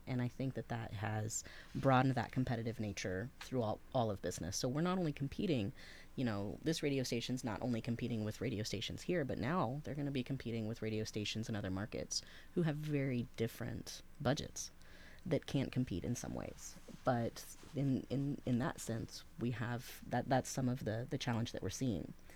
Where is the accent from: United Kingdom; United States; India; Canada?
United States; Henderson County, Northeast Texas; now in Athens, Ohio, United States; I was raised in Northeast Texas for most of my life